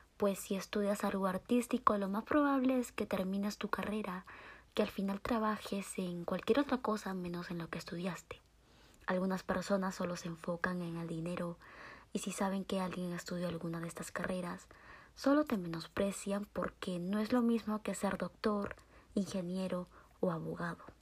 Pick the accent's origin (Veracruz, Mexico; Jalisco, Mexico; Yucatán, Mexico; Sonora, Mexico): Jalisco, Mexico; Guadalajara; Soy mexicana de Guadalajara, Jalisco.